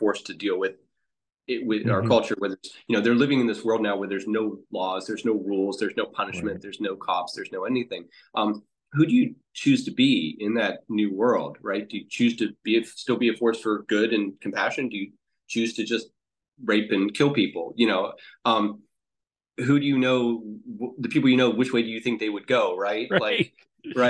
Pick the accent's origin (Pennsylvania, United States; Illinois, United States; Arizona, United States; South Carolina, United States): Pennsylvania, United States; Pittsburgh; moved away; I'm from Pittsburgh originally